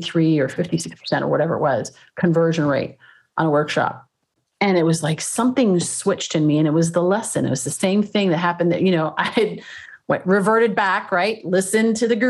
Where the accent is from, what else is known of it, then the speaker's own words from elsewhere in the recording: Canada; moved away as an adult; also born or lived in Toronto; now in California, United States; I used to do these when I was in Toronto. I'm originally from Canada. I live down here now, but in California.